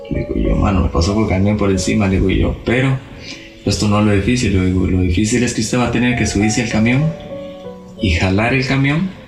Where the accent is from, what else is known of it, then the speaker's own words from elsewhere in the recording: Alajuela, Costa Rica; bueno, yo originalmente soy de La Palmita.